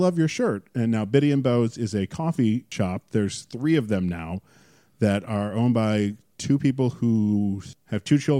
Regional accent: Syracuse, New York, United States; I'm from Syracuse.

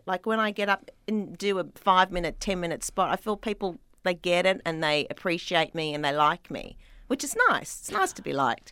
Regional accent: Sydney, New South Wales, Australia; accent: Australian; moved away as an adult; now in Los Angeles, United States; I was born in Sydney

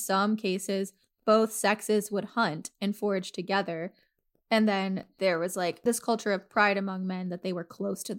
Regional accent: the South, United States; moved away; I was born and raised in the South

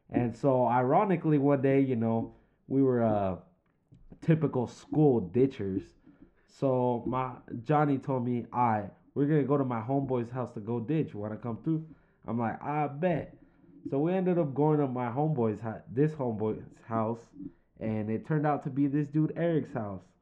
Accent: California, United States; I'm 24 years old. I'm from San Fernando Valley, California.

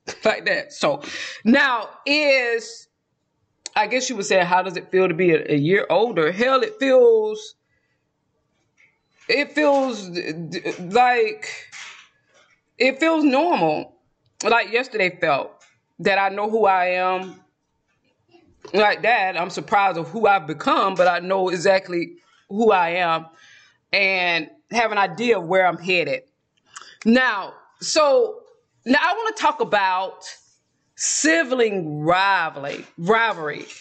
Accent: South Georgia, United States; accent: Southern; moved away as an adult; now in Texas, United States; I'm from South Georgia

